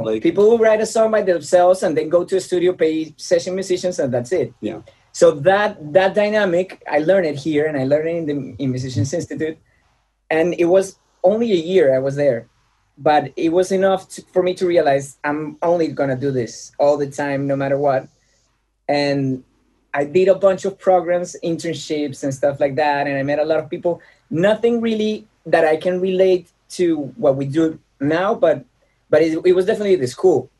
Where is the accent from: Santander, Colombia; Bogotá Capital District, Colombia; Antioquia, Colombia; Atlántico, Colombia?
Bogotá Capital District, Colombia; Bogota; moved away as an adult; now in Los Angeles, United States; So I was born in Bogota, Colombia